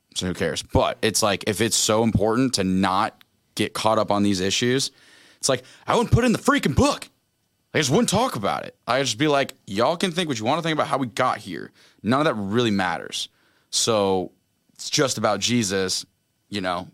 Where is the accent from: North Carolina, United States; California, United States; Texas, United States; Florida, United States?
Florida, United States; Orlando; We're from Orlando